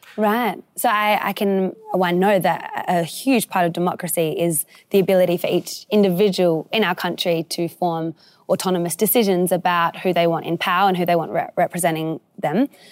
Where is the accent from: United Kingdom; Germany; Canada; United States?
United Kingdom; now in Australia; I was actually born in the U K as well